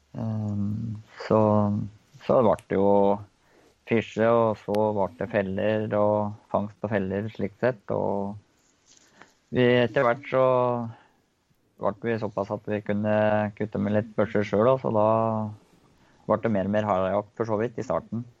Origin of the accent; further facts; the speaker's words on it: Engerdal, Innlandet, Norway; moved away as an adult; now in Koppang, Norway; jeg kommer jo fra Engerdal litt lenger øst her. Så vokste opp på gård borti